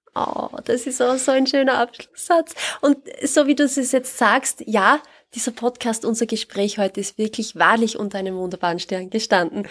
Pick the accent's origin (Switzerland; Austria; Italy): Austria; bei uns in Österreich